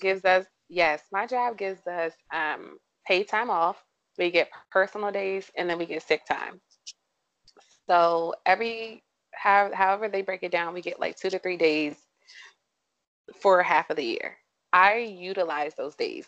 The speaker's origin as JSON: {"language": "English", "area": "St. Mary's County", "region": "Maryland", "country": "United States", "tie": "born or raised there", "said": "am from St. Mary's County, not born, but raised."}